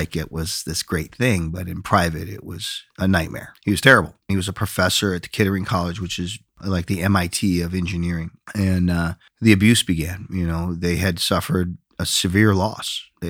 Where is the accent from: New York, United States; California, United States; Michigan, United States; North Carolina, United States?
New York, United States; Binghamton; So make a long story short, I'm from Binghamton, New York. My father was lived in the projects.